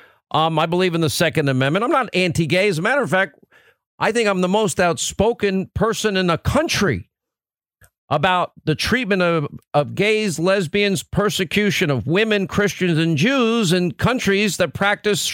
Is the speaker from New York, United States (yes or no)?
yes; New York, United States; a kid that was born and raised in New York